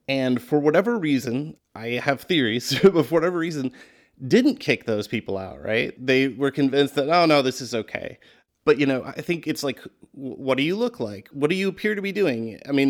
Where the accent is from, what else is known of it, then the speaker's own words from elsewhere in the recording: Minneapolis, Minnesota, United States; I mean, I grew up in Minneapolis, which has the dubious honor of being like the home to the first big suburban shopping mall and the Mall of America.